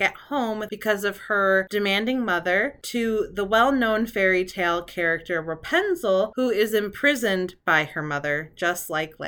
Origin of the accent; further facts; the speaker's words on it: just outside of Flint, Michigan, United States; I grew up just outside of Flint, Michigan